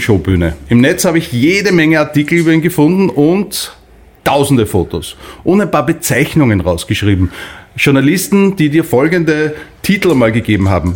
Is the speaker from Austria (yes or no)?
yes; Linz, Upper Austria, Austria; moved away as an adult; now in Vienna, Austria; ich bin in Linz aufgewachsen, bin an 91 nach Wien gekommen